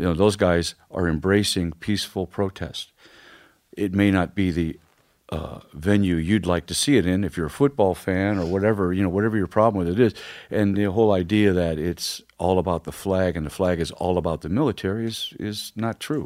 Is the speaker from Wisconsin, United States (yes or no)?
no; Ferguson, Missouri, United States; I grew up in Ferguson